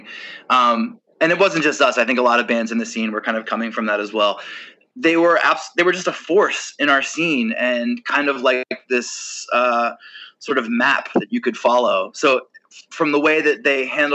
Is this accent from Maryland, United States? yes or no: yes; Maryland, United States; I grew up in Maryland